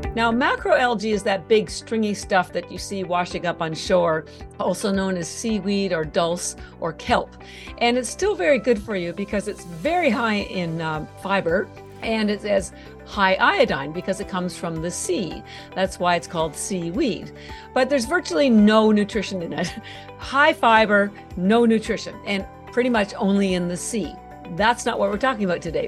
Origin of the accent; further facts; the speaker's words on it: Canada; moved away as an adult; now in Boston, United States; I'm actually Canadian, although I've lived in Boston for thirty-three years. And I mentioned the Canada part on, on, because all my education was done o, there